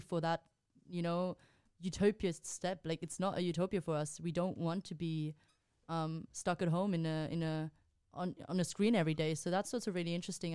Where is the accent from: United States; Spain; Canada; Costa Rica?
Spain; moved away; I'm from Spain